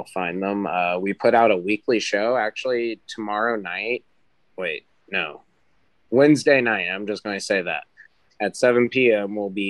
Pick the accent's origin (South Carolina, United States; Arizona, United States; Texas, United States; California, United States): Arizona, United States; also born or lived in Ohio; It's just I'm from like the West Coast. I was born in Ohio, but I was raised out in Arizona.